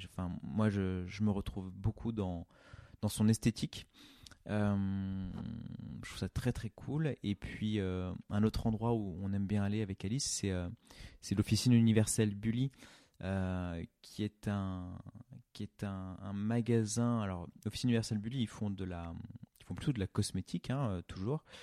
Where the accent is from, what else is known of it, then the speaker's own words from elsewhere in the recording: Craponne, Auvergne-Rhône-Alpes, France; also born or lived in Tassin-la-Demi-Lune / Brittany / Oyonnax / Nantua; J'ai grandi dans plusieurs villes. Euh, je suis né à Lyon, enfin à Tassin-la-Demi-Lune exactement. Euh, j'ai grandi un petit peu à Craponne à l'époque. ensuite, on est parti en Bretagne. ensuite, on a vécu à Oyonnax, Nantua, enfin Nantua et puis Oyonnax.